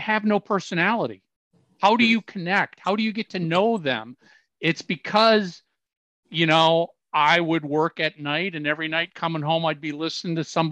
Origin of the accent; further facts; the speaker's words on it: Minneapolis, Minnesota, United States; I growing up in Minneapolis